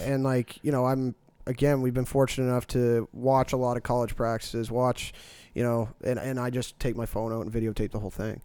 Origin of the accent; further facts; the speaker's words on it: Dartmouth, Nova Scotia, Canada; I'm originally from Dartmouth